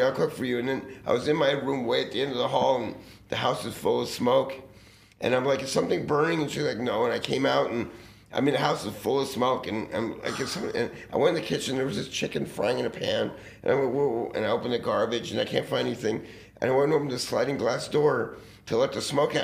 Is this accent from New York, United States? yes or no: no; Los Angeles, California, United States; also born or lived in Santa Monica, California; I grew up right in this neighborhood by Fairfax and Sunset